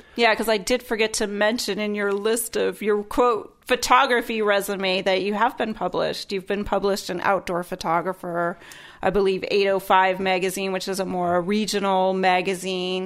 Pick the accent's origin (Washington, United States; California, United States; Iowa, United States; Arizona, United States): Iowa, United States; born and raised in Iowa